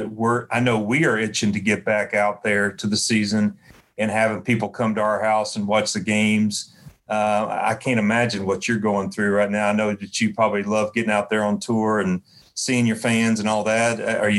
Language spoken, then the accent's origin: English; Knoxville, Tennessee, United States; I'm from Knoxville, but I've got some family that live in Nashville